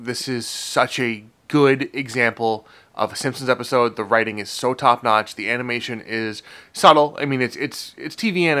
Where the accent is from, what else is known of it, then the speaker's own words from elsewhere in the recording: Boston, Massachusetts, United States; I'm from Boston.